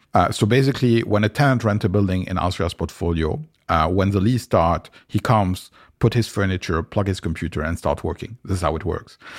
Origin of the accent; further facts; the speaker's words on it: Lebanon; moved away; also born or lived in France; I grew up in Lebanon, which is, uh, a country in the Middle East